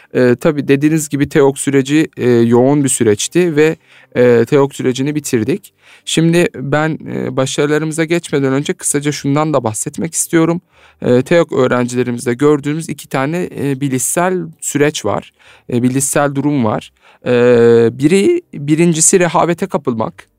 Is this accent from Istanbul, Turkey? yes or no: no; Alanya, Antalya, Turkey; Antalya, Alanya kampı düzenlemiş bulunuyoruz. Evet benim de memleketim